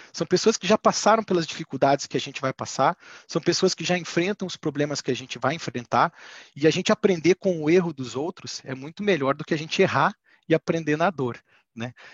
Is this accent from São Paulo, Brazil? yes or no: no; Curitiba, Paraná, Brazil; Eu sou natural de Curitiba, tenho 38 anos